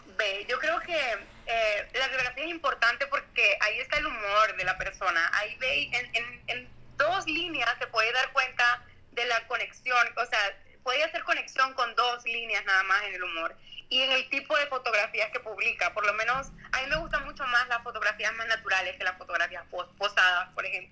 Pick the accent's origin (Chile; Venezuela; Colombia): Venezuela; now in Mexico; yo soy venezolana